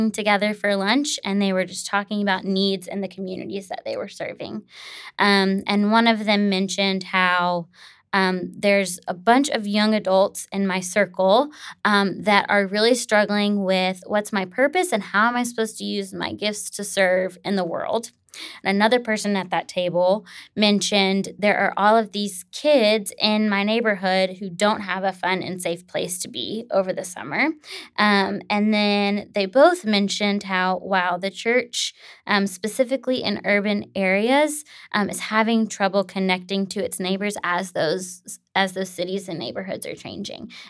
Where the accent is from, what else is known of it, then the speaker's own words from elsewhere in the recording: Tennessee, United States; what would it look like to bring this back to my home state of Tennessee?